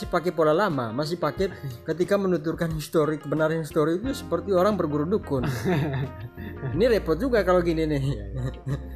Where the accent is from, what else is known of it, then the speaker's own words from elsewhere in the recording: Java, Indonesia; iya kami orang kami orang Jawa yang dulu orang tua kami mengaku orang datang dari Siru